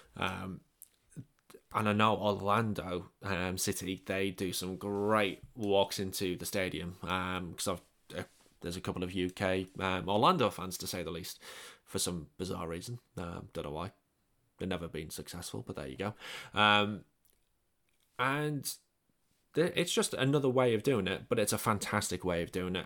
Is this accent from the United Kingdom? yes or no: yes; England, United Kingdom; moved away; I'm English